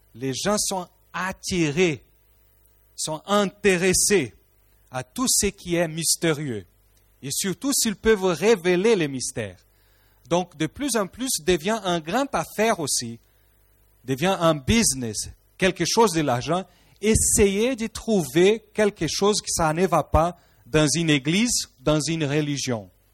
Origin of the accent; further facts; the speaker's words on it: Rio de Janeiro, Brazil; French is a second language; moved away; Rio de Janeiro au Brésil d'où moi je suis, je suis un Brésilien